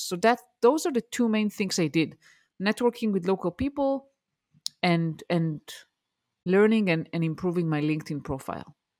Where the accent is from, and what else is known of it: Israel; born or raised there; English is a second language; moved away as an adult; also born or lived in Denver, Colorado, United States